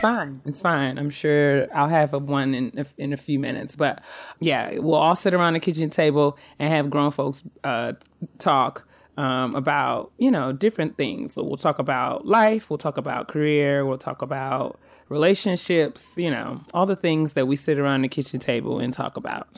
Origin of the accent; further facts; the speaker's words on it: White Plains, New York, United States; now in Silver Spring, United States; That's where I'm born. That's where I was raised